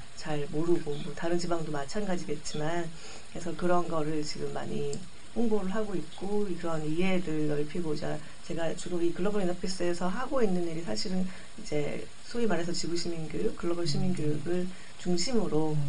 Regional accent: Jeju, South Korea; also born or lived in Seoul; 제 고향인 제주를 너무 사랑해요

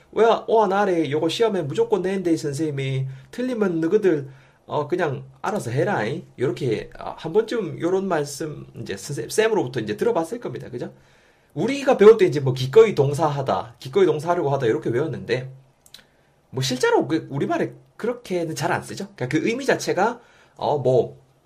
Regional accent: South Korea; accent: strong dialect (saturi)

